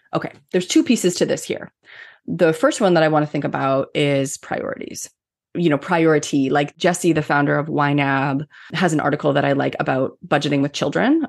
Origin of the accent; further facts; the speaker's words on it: Canada; I'm Canadian